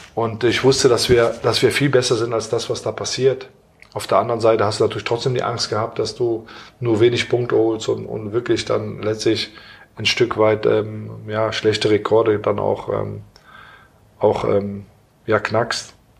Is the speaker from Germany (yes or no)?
yes; Aachen, North Rhine-Westphalia, Germany; moved away; ist ja meine Heimatstadt